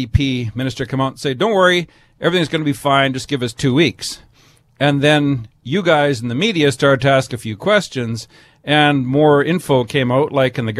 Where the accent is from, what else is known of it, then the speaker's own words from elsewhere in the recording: British Columbia, Canada; we as British Columbians